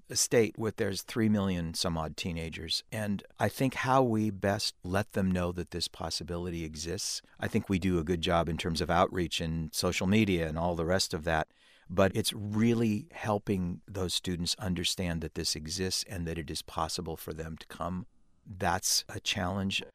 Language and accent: English; California, United States; being a Californian